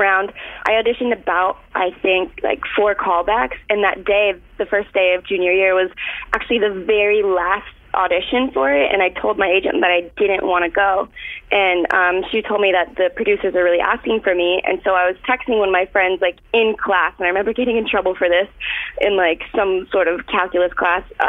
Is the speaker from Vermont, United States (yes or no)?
no; Florida, United States; I'm from Florida.